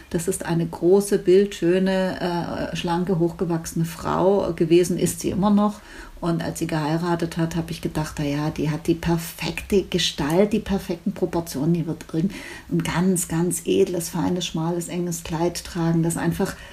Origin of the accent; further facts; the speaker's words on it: Stuttgart, Baden-Württemberg, Germany; ich komme aus Stuttgart